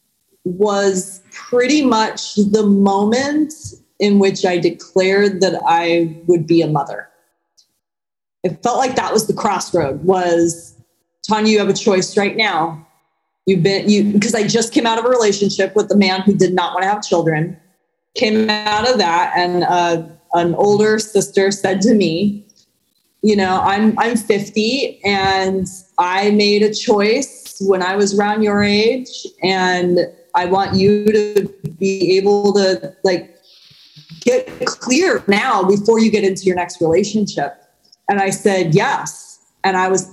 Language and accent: English; San Diego, California, United States; moved away as an adult; also born or lived in New York City; my hometown of San Diego back in 2008, I was living in New York City previous